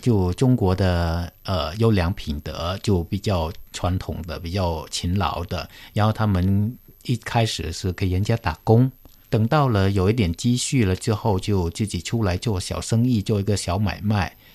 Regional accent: Cambodia; moved away as an adult; now in Beijing, China; 我是来自柬埔寨的

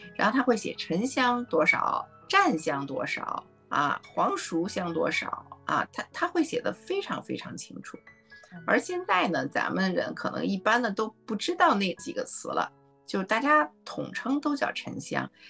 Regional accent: China; 他就跟我们中国人的这种气味审美呢就完全不同

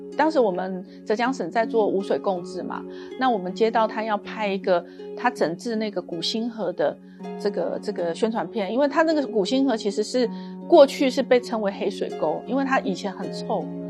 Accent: Kaohsiung, Taiwan; moved away as an adult; now in Hangzhou, China; 我来自台湾省的高雄市。呃，我来大陆有二十多年了，对。我第一次到大陆是九三年

